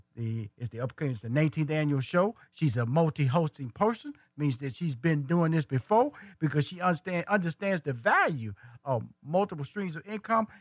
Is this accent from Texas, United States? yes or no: yes; Houston, Texas, United States; I'm from Fifth Ward, Texas